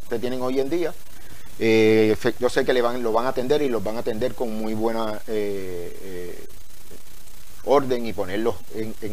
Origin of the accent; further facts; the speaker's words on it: Utuado, Puerto Rico; este es mi pueblo, Utuado.